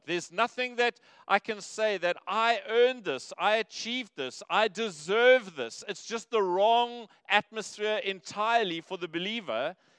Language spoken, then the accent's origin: English; Cape Town, Western Cape, South Africa; now in Durban, South Africa; I grew up in Cape Town